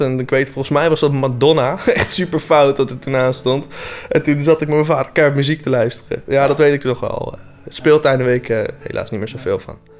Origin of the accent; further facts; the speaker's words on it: Voorhout, South Holland, Netherlands; ik kom uit Voorhout